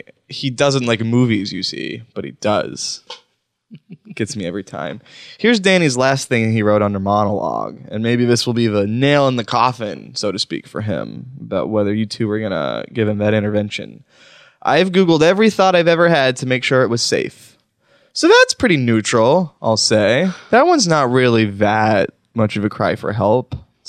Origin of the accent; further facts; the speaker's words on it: Wisconsin, United States; I'm from Wisconsin